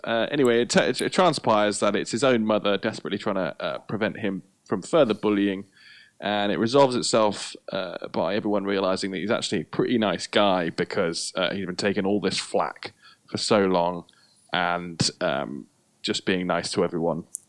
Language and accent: English; United Kingdom; we're we're British